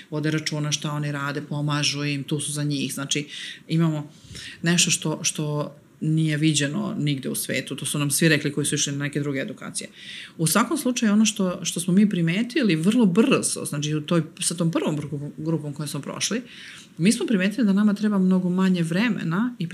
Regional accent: Serbia; ovde kod nas u Srbiji

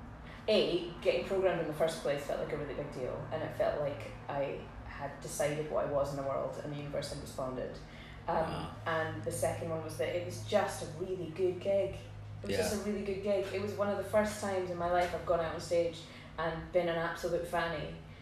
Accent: Port Elizabeth, Eastern Cape, South Africa; born there; No, I was born in Port Elizabeth.

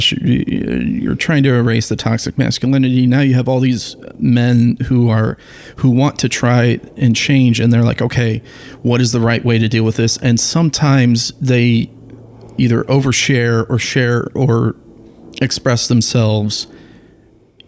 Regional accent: Toledo, Ohio, United States; I grew up in Ohio

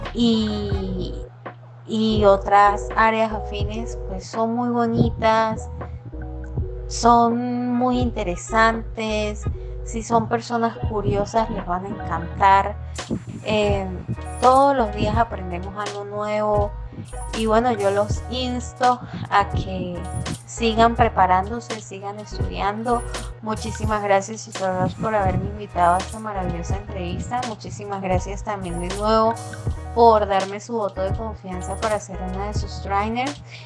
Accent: Venezuela; also born or lived in Cúcuta, Colombia / San Cristóbal, Venezuela; soy venezolana

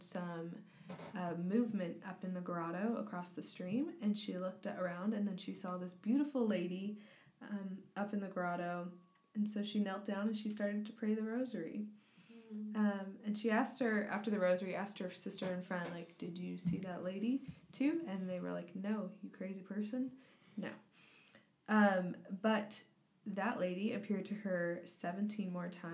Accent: United States; as an American

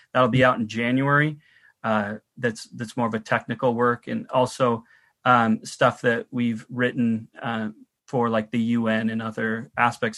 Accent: United States; now in Canada; I'm from the United States and my family are still there

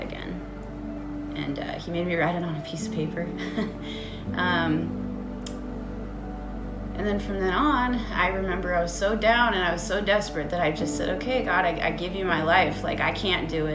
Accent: Cashmere, Washington, United States; I grew up in Kashmir, Washington, beautiful small town

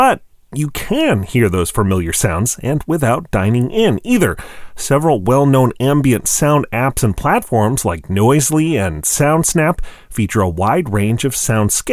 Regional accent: Wisconsin, United States; my home state of Wisconsin

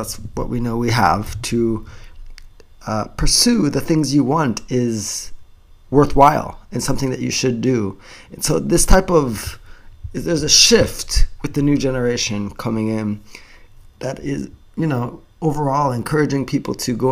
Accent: Japan; we Japanese people

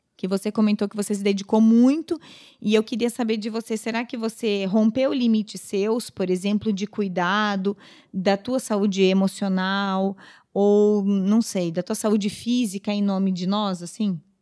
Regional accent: Pará, Brazil; moved away; also born or lived in southern Brazil; nós somos do Pará

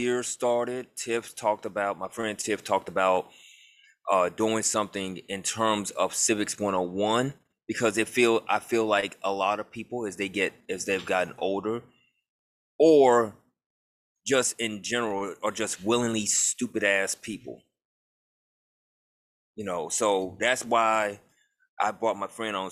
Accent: Memphis, Tennessee, United States; now in New Orleans, United States; I'm from Memphis

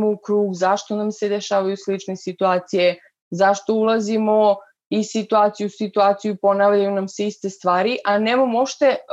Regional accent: Vlasotince, Jablanica District, Serbia; also born or lived in Leskovac / Niš / Pirot; now in Belgrade, Serbia; Rodom sam iz Vlasotinca, Zapravo sam rođena u Leskovcu, živela sam u Vlasutincu pola života.

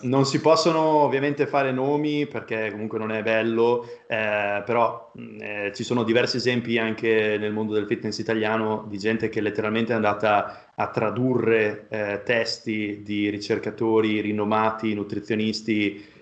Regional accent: a small town in the province of Modena, Emilia-Romagna, Italy; moved away; vengo da un paesino eh, della provincia di Modena, eh, veramente piccolo

